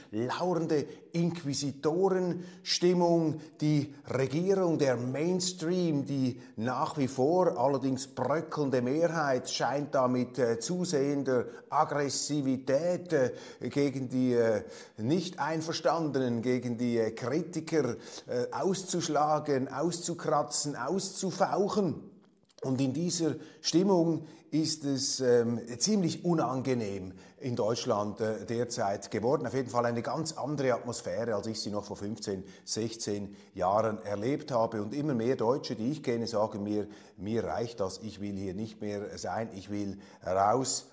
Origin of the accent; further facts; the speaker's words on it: Switzerland; als Schweizer